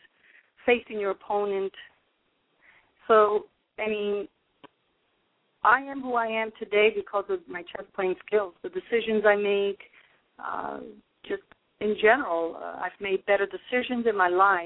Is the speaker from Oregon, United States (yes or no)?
no; New York City, New York, United States; moved away as an adult; also born or lived in Brooklyn, New York; now in New Jersey, United States; I was born in Brooklyn, New York, and raised in Manhattan